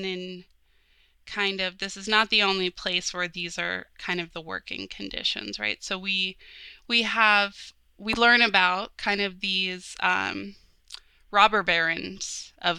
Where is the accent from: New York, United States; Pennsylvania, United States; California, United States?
Pennsylvania, United States; Pittsburgh region; growing up in the Pittsburgh region